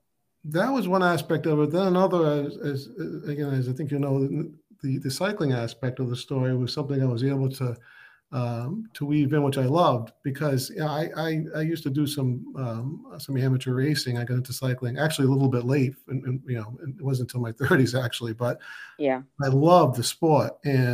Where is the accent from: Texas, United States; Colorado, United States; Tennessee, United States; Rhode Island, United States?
Rhode Island, United States; North Providence; I drew on all sorts of characters I had met, growing up in North Providence. It was a heavy Italian American population, and a lot of like first generation Italians